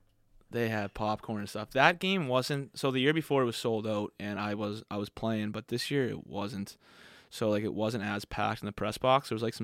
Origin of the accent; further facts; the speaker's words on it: Sackville, Nova Scotia, Canada; They all love that I'm from Sackville, like Nova Scotia.